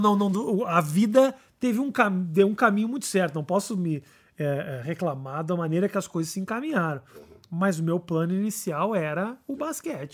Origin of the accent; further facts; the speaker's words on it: Porto Alegre, Rio Grande do Sul, Brazil; also born or lived in United States / Israel; now in São Paulo, Brazil; Sou de Porto Alegre